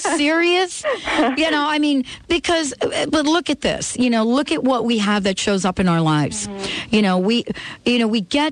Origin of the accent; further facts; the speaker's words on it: New York, United States; I'm from New York